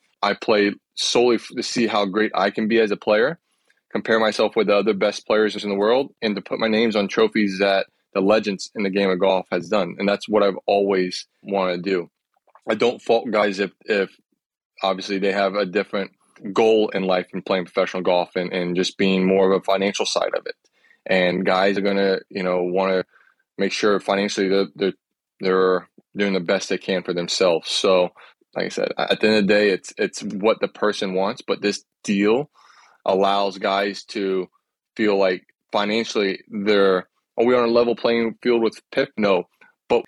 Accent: Grant, Florida, United States; I grew up in Grant, Florida

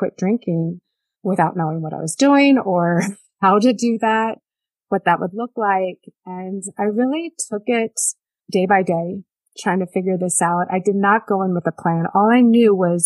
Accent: Bay Area, California, United States; I grew up in the Bay Area

